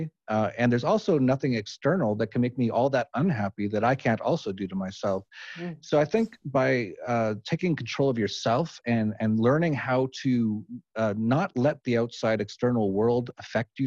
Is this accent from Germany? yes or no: no; Edmonton, Alberta, Canada; moved away; I'm from Edmonton, Alberta.